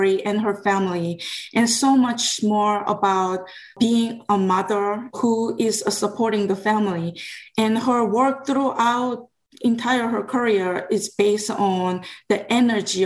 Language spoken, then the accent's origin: English; South Korea; now in Atlanta, United States; I grew up in Korea. I came here in 1999.